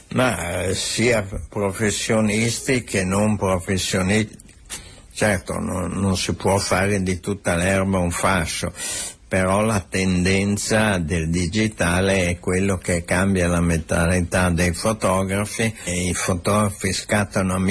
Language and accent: Italian; Santa Margherita Ligure, Liguria, Italy; born there; Margherita però, però, fotograficamente sono